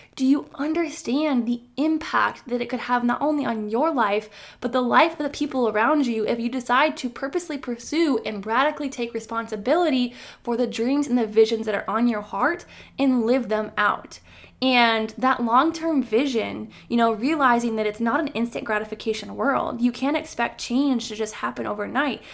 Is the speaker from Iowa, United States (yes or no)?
yes; Iowa, United States; moved away as an adult; now in North Carolina, United States; I moved a thousand miles away to the state of North Carolina from where I originally was born and raised in Iowa